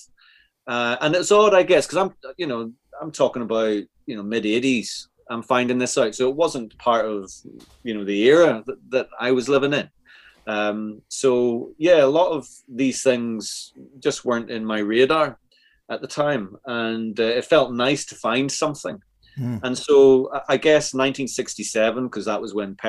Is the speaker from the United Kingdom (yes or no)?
yes; Northern Ireland, United Kingdom; I grew up in Northern Ireland